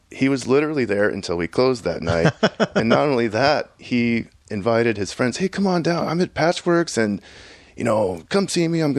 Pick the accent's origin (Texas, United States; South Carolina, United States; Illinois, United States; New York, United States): Texas, United States; Houston; my experience growing up in Houston, Texas was there was no internet that, you know, I could access